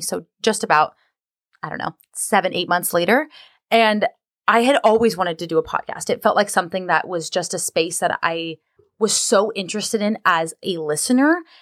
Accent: Southern California, United States; moved away as an adult; also born or lived in Washington / Seattle area; now in Seattle, United States; I'm originally from Southern California. I was born and raised there

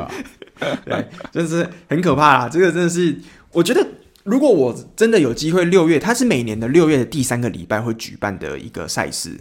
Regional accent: Taiwan; 我们台湾人就是我们喜欢看到奖品要很丰盛

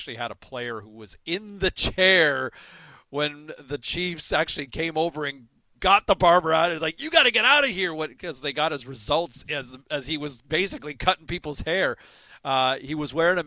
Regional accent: Ottawa, Ontario, Canada; moved away as an adult; also born or lived in Toronto; now in British Columbia, Canada; I was from Ottawa originally

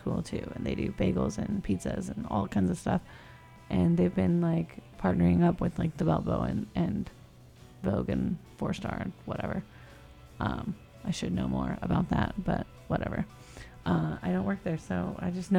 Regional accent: California, United States; I'm from California.

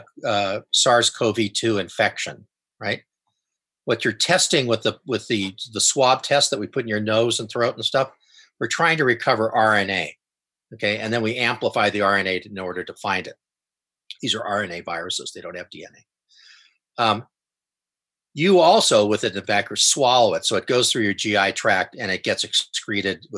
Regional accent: Coronado, California, United States; I grew up in Coronado

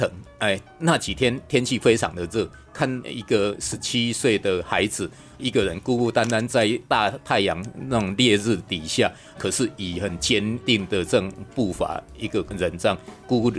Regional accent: Kaohsiung, Taiwan; 我老家在高雄，我就到高雄住一个晚上啊

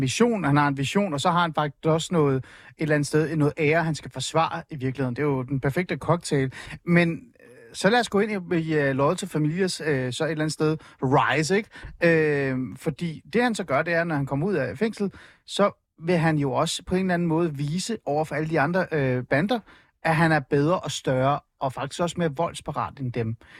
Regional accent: Hornbæk, Capital Region of Denmark, Denmark; also born or lived in Iran; Jeg er vokset op i Nordsjælland, øh, øh, et sted, der hedder hornbæk olskov området primært Olskov

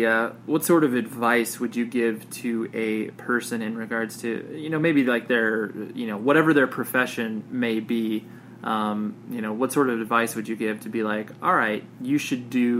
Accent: Las Vegas, Nevada, United States; born there; when I tell people I was born in Las Vegas, they're just like, that's weird. No one's born in Vegas.

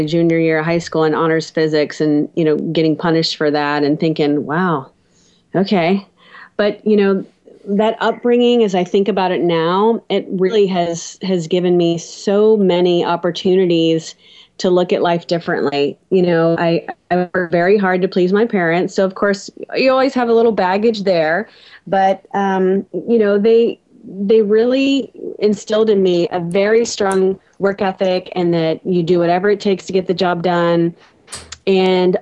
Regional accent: South Louisiana, United States; I was raised in South Louisiana, out in the country

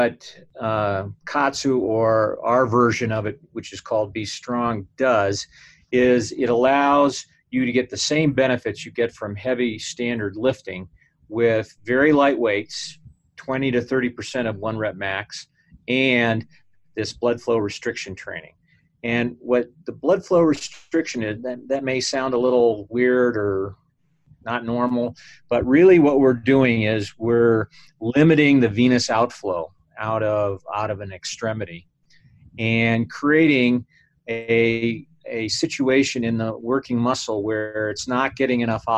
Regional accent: United States; being an American

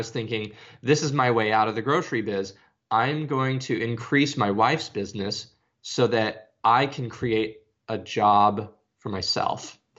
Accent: Arizona, United States; now in Nashville, United States; Uh, I'm from Arizona and I live in Nashville, Tennessee now. I'm 33.

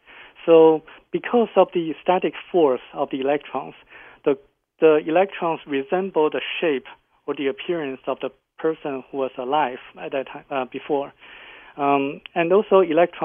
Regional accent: China; I come from China

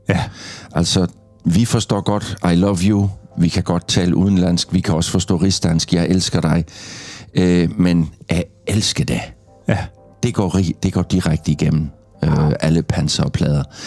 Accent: Gråsten, Southern Denmark, Denmark; accent: South Jutlandic; da jeg voksede op i Grosten

